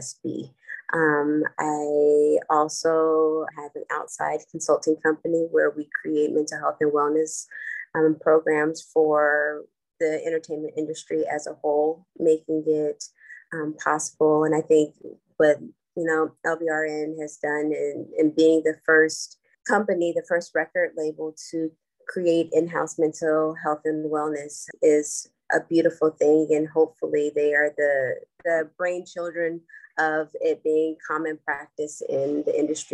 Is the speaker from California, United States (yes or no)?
yes; Los Angeles, California, United States; I am born and bred in Los Angeles, California